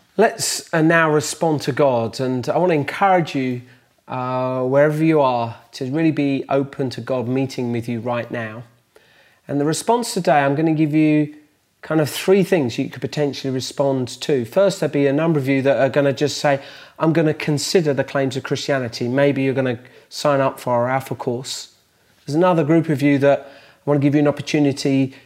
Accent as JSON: {"language": "English", "town": "Bedford", "region": "East of England", "country": "United Kingdom", "tie": "born or raised there", "said": "in the lanes outside Bedford, my hometown"}